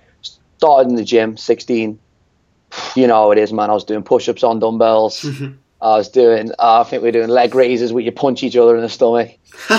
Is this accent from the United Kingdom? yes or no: yes; the Wirral, North West England, United Kingdom; I'm from the Wirral, so it's not Liverpool.